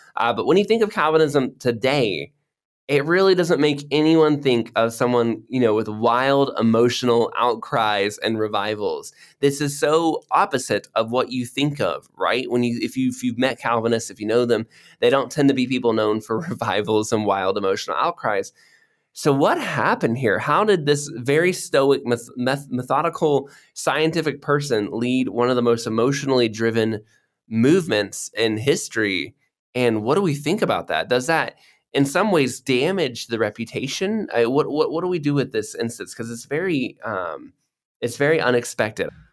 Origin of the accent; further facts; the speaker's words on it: Florida, United States; moved away as an adult; also born or lived in Cambodia; now in Indonesia; I grew up in Florida where it always has rain